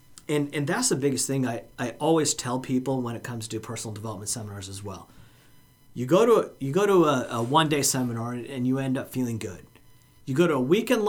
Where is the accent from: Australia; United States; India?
India; moved away; I'm from India